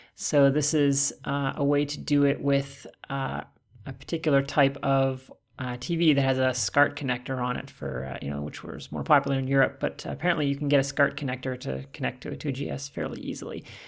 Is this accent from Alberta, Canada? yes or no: yes; Calgary, Alberta, Canada; I'm from Calgary